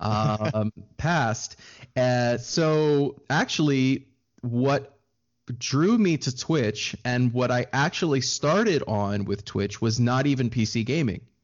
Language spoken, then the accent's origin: English; Maryland, United States; I am from Maryland on the East Coast of the U S, uh, right between Washington, D C, and Baltimore is where I was born and raised